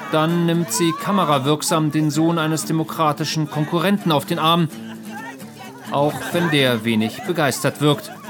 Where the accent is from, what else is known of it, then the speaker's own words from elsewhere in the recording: United States; German is a second language; Und dadurch werden, äh, werden wir die Wahl als Amerikaner verlieren.